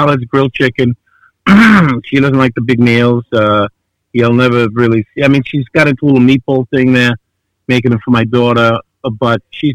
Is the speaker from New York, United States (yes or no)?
yes; New York City, New York, United States; moved away as an adult; also born or lived in New Orleans / Los Angeles; now in Long Island, United States; I'm from Avenue Gravesend, had restaurants in Bay Ridge, and I lived in New Orleans for 4 years, lived in L.A. when I was pursuing the acting, cooking in restaurants, and settled in Long Island. But Brooklyn always stays with me, and it made me who I am